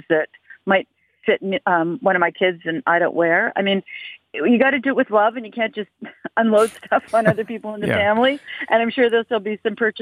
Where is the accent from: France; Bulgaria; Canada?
Canada; being Canadian, being in a cold country